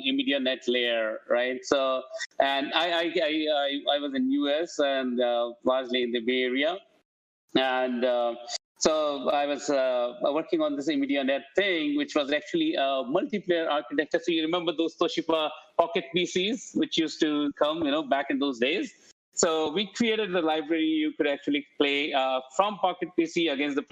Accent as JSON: {"language": "English", "region": "Rajasthan", "country": "India", "tie": "born or raised there", "also_born_or_lived": "Delhi", "moved": "as an adult", "said": "I come from India"}